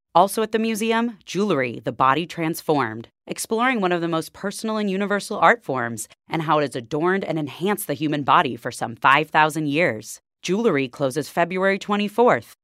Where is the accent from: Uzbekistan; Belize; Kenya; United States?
United States; Central Wisconsin; I am from Central Wisconsin area